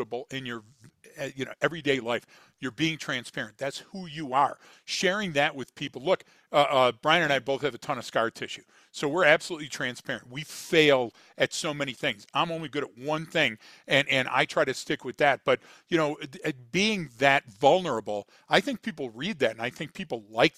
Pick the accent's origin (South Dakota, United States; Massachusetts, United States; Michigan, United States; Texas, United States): Michigan, United States; Detroit; I'm from Detroit